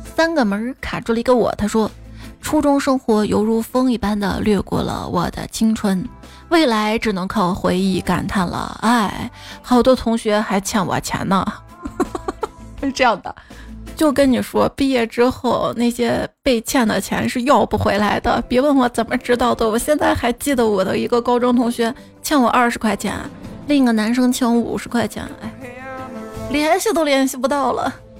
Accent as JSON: {"language": "Chinese", "town": "Xi'an", "region": "Shaanxi", "country": "China", "tie": "born or raised there", "said": "我小时候，我们西安这边啊，荔枝比较稀有"}